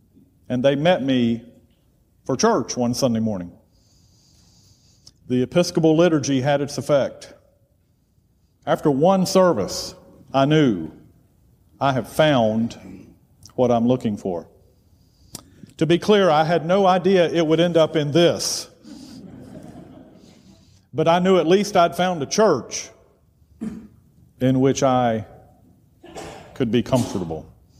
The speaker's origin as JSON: {"language": "English", "area": "near Charlotte", "region": "North Carolina", "country": "United States", "tie": "born or raised there", "also_born_or_lived": "Atlanta, Georgia / Cleveland, Tennessee", "moved": "as an adult", "said": "I'm from a small town. I grew up very near Charlotte. You can see the skyline of Charlotte from high points in my hometown. But we were across the county line, and there was a difference between Charlotte and us."}